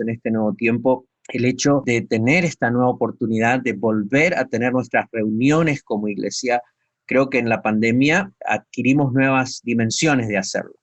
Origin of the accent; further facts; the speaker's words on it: Argentina; moved away as an adult; después de 30 años de estar fuera del país